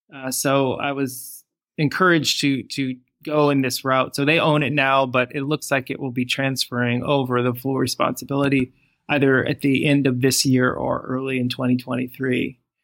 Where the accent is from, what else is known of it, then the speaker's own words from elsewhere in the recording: Michigan, United States; moved away as an adult; also born or lived in Los Angeles; now in England; growing up in Michigan in the United States